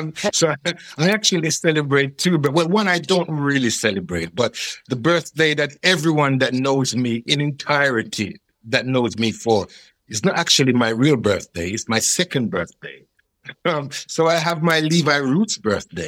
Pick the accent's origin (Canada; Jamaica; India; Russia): Jamaica; now in United Kingdom; I came over from Jamaica as a very country boy who couldn't spell his first name